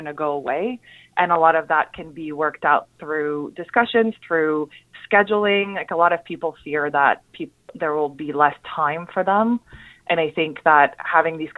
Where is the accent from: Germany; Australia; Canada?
Canada; Montreal, Quebec; now in New York City, United States